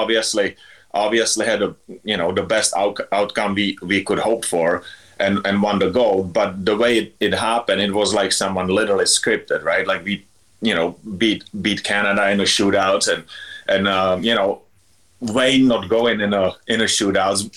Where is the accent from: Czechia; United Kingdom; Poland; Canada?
Czechia; Litvínov, Ústí nad Labem Region; English is a second language; moved away as an adult; I grew up playing in Litvinov. It's, you know, small little town back home